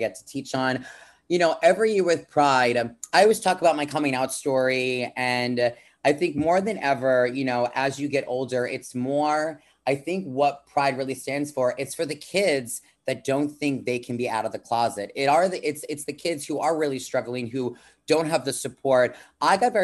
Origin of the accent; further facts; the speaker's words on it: Long Island, New York, United States; I'm from Long Island, New York, you know, coming to you live from New York City right now.